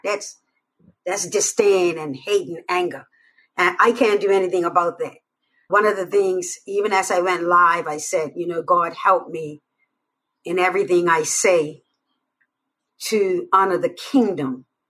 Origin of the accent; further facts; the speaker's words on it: Bermuda; I'm from Bermuda.